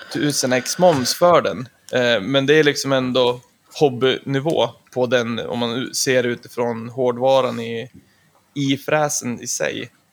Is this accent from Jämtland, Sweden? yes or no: yes; Östersund, Jämtland, Sweden; jag är ju trebarnspappa från Östersund